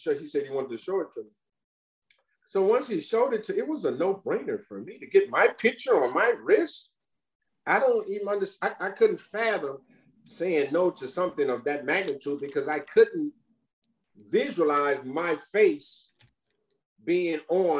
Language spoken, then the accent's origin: English; Los Angeles, California, United States; we're all from South Central Los Angeles, James included.